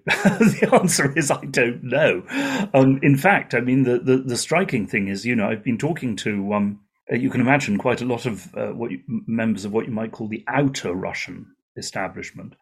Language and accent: English; United Kingdom; as a British journalist